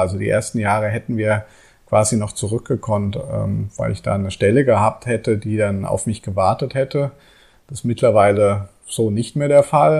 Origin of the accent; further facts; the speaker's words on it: Germany; moved away as an adult; now in Bali, Indonesia; bei uns in Deutschland